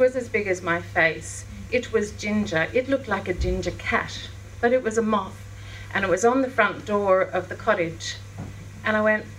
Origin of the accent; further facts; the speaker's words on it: Daylesford, Victoria, Australia; So then I grew up in Daylesford and down at Shepherd's Flat